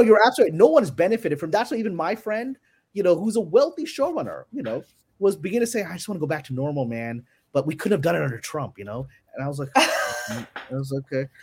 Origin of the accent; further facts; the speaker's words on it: New York City, New York, United States; also born or lived in Pakistan; Because I was born in Pakistan. I came to here, Brooklyn, New York, when I was three years old